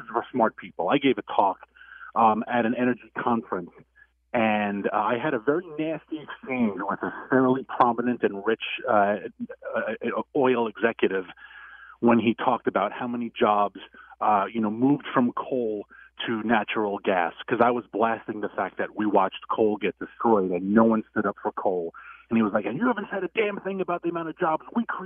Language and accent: English; New York, United States; New York, which is my home state